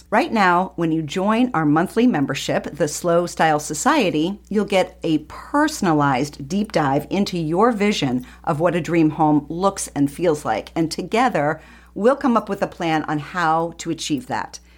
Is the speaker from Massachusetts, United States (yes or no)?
no; North Carolina, United States; moved away; So originally, I'm from North Carolina.